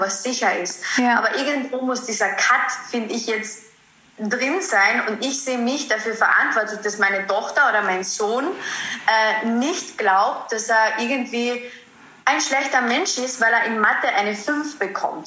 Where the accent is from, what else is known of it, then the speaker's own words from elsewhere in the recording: Carinthia, Austria; ich komme aus Kärnten, aus Österreich, deswegen auch immer ein bisschen so beim Dialekt in den Podcast